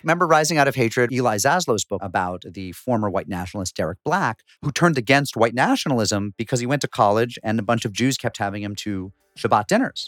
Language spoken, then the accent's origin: English; Springfield, Massachusetts, United States; I was growing up in Springfield, Massachusetts